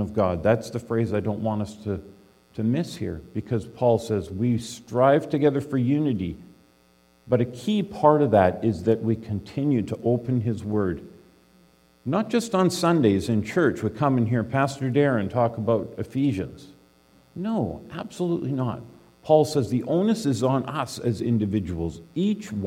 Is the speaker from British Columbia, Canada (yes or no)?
yes; British Columbia, Canada; I grew up in British Columbia